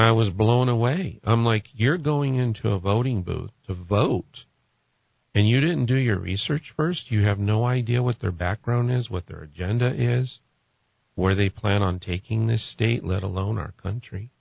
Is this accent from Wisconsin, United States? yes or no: no; California, United States; moved away as an adult; now in New Mexico, United States; I'm originally from California, and I moved here in 2017